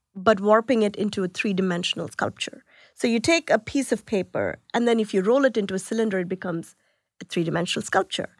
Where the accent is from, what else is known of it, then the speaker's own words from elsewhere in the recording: India; moved away; I was born in India